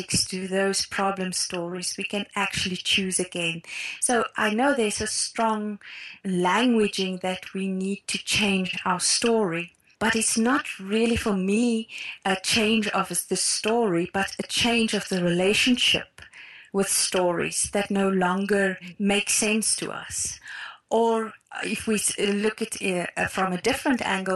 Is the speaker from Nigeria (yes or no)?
no; South Africa; I grew up in Afrikaner cultural context